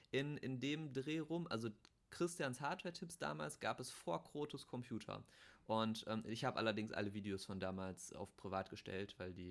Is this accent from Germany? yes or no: yes; Bochum, North Rhine-Westphalia, Germany; also ich komme ja aus Bochum, der kam auch aus dem Ruhrgebiet